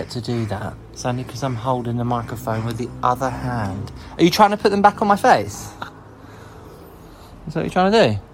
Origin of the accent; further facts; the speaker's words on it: Harrow, London, United Kingdom; moved away as an adult; also born or lived in New York; now in London, United Kingdom; I'm from Harrow, born there. Harrow is a borough of London